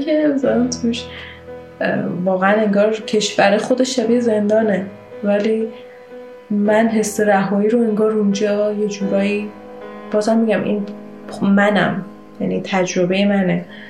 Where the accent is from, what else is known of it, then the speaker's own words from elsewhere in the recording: Iran; moved away as an adult; توی خیابونای شهرم تو ایران